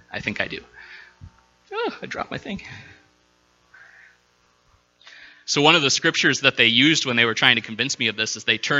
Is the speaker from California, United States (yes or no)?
no; Minnesota, United States; being a Minnesotan